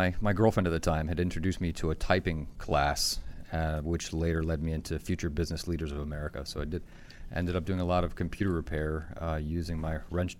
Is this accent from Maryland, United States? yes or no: yes; Easton, Maryland, United States; Easton, Maryland.